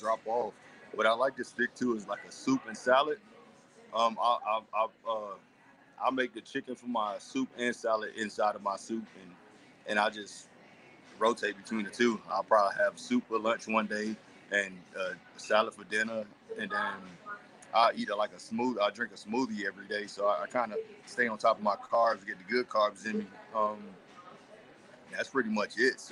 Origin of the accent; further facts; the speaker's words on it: Miami Gardens, Florida, United States; also born or lived in Opa-locka, Florida; now in Las Vegas, United States; I'm originally from Miami. I'm from, born in Opa-locka, raised in, Carroll City area.